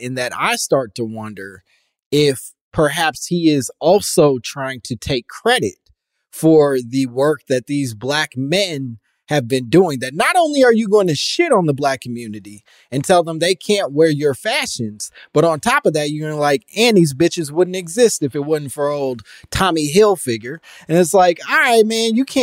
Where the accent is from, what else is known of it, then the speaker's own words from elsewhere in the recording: Chicago, Illinois, United States; also born or lived in Michigan; I'm from Chicago